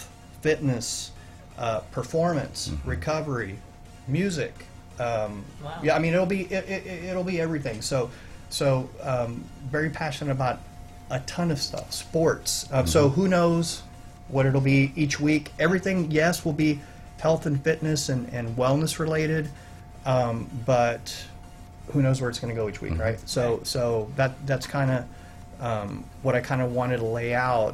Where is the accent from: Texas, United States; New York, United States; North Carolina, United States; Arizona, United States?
Texas, United States; Alice; moved away as an adult; now in Conroe, United States; I'm from Corpus Christi, from a little town called Alice, right outside Corpus Christi, I was recruited here 20 years ago